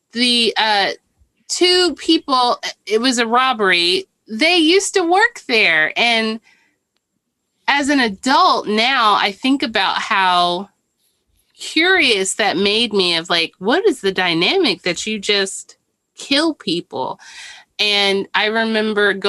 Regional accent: Irving, Texas, United States; I'm from Irving.

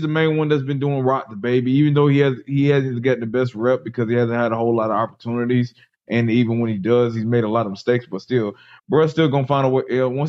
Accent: Metter, Georgia, United States; I'm from Metter, Georgia.

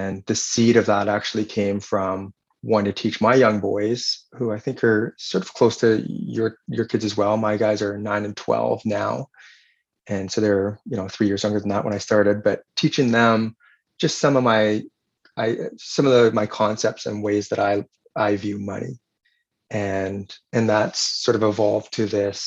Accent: northern Vancouver Island, British Columbia, Canada; now in Victoria, Canada; I grew up on the West Coast my entire life. So I grew up on northern part of the island.

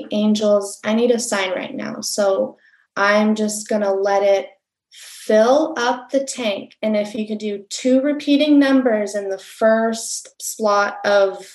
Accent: Barcelona, Catalonia, Spain; moved away; I'm originally from Barcelona, Spain

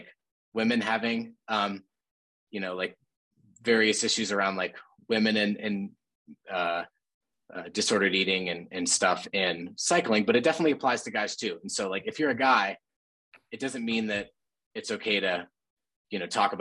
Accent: Bozeman, Montana, United States; we grew up in Bozeman

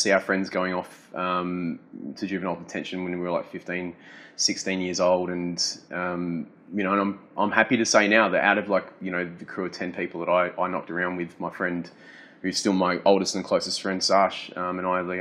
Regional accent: Adelaide, South Australia, Australia; I grew up in Hackham

